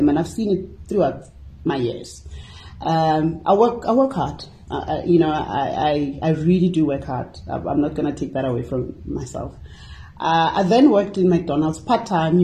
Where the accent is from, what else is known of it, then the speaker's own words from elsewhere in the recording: Hammanskraal, Gauteng, South Africa; Born and bred in Hammarskraal